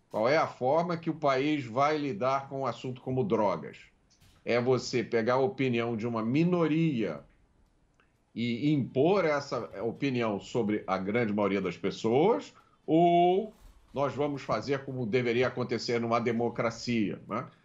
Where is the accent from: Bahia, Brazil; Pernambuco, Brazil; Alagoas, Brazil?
Bahia, Brazil; Salvador; Passei a minha infância, parte da minha infância, em Salvador. Durante a minha infância, eu não sabia o que era crime.